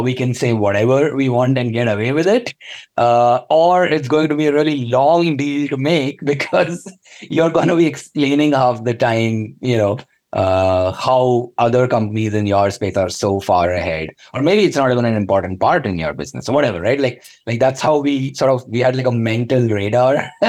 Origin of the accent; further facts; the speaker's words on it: Hyderabad, Telangana, India; moved away as an adult; also born or lived in Kashmir / Bangalore; now in London, United Kingdom; I grew up in Hyderabad. So even though I'm from Kashmir originally, which is the northernmost state, because I did all my schooling, my Telugu is better than my Kashmiri